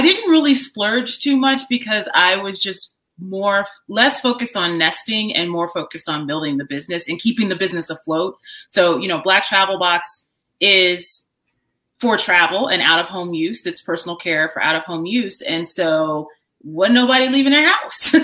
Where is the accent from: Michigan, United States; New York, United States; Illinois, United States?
Illinois, United States; Chicago; moved away; I grew up on the south side of Chicago. I've moved around a bit, but that's that's my hometown